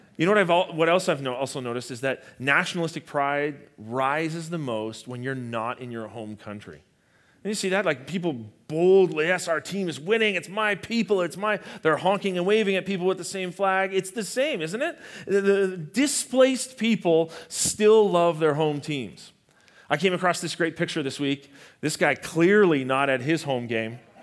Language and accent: English; Canada; I'm Canadian